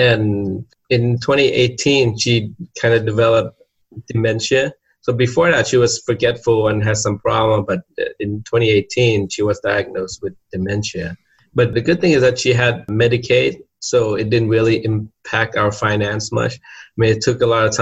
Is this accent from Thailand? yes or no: yes; Thailand; moved away; I'm from Thailand